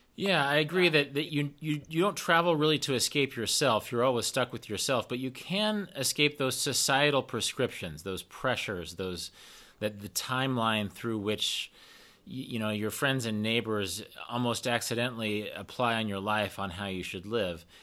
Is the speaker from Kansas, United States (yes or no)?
yes; Kansas, United States; I'm from Kansas and I'm, I'm based in Kansas